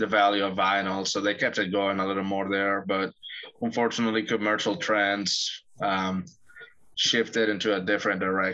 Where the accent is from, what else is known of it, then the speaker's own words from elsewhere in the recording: Medellín, Antioquia, Colombia; Medellin, especially, the city where I come from